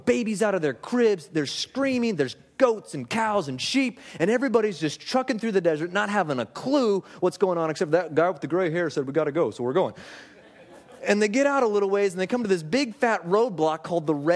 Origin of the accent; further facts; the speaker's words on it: Alaska, United States; I grew up in Alaska